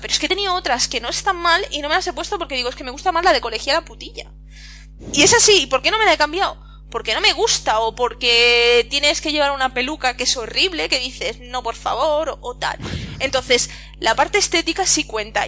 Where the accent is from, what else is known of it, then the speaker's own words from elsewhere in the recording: Catalonia, Spain; yo soy catalana